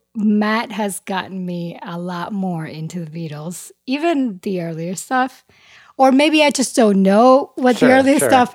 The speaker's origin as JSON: {"language": "English", "country": "Dominican Republic", "tie": "born or raised there", "second_language": "English", "moved": "as an adult", "lives_now": "United States", "said": "I am Hispanic or Latina. I was born and raised in the Dominican Republic, moved to the States as an adult."}